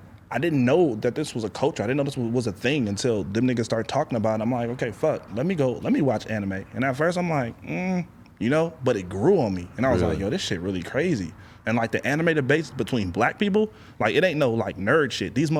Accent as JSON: {"language": "English", "town": "Long Beach", "region": "California", "country": "United States", "tie": "born or raised there", "said": "I'm from Long Beach"}